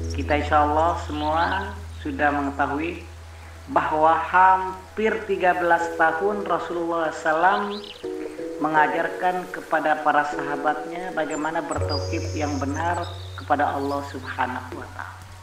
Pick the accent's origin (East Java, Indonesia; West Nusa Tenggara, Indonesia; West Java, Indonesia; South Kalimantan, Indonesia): West Nusa Tenggara, Indonesia; Taliwang; Lahir di Desa Selutu, Kecamatan Teliwang, Kabupaten Sumbawa Barat, Provinsi Nusa Tenggara Barat